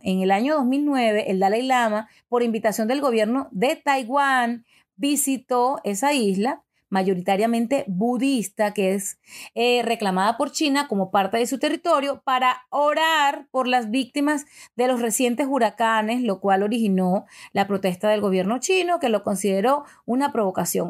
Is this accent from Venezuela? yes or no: yes; Venezuela; yo soy venezolana, me han criado católica